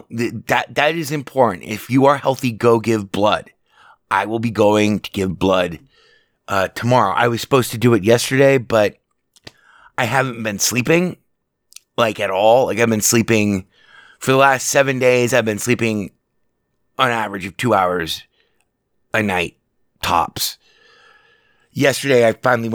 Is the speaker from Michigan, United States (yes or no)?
no; Las Vegas, Nevada, United States; I've been born and raised in Las Vegas.